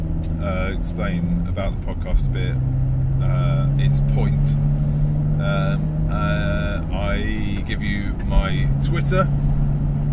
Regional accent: United Kingdom; I'm British

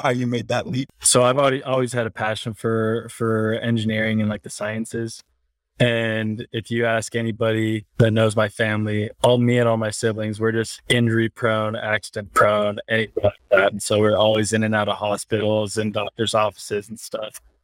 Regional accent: Cleveland, Ohio, United States; now in Salt Lake City, United States; We're both from the Cleveland area, um, Cleveland, Ohio. And then we, I mean, we've been in the same school since we were like sixth grade.

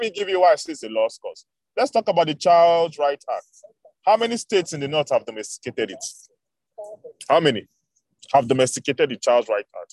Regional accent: the South, southern Nigeria, Nigeria; I'm from the South.

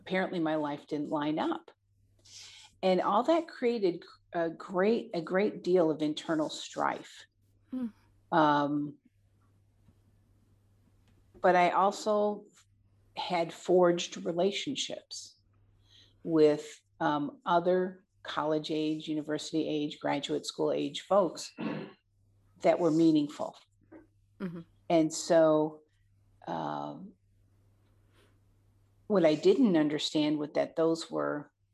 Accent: Michigan, United States; moved away as an adult; also born or lived in Montana; returning back to my home state of Michigan

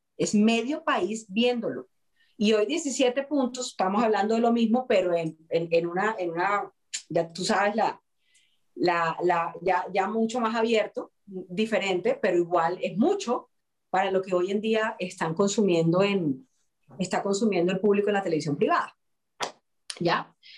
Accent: Colombia; nosotros como actores colombianos

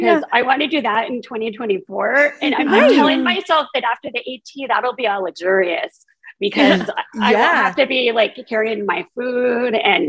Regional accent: California, United States; also born or lived in Lewes, Delaware; now in Alexandria, United States; I'm originally from California. And right now I reside in Alexandria, Virginia, just outside Washington. But I've been hunkering down in a place called Lewis, Delaware, due to the Omicron variant.

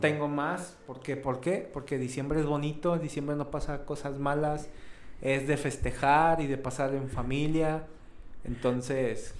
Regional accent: León, Guanajuato, Mexico; accent: cantadito; Aquí en León dicen, que hablamos cantadito

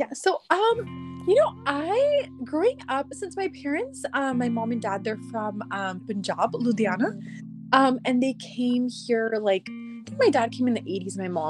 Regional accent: Sacramento, California, United States; I'm from Sacramento, California.

